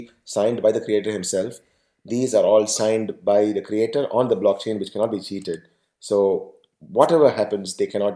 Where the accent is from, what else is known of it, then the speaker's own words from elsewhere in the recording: Tamil Nadu, India; I am from Tamil Nadu.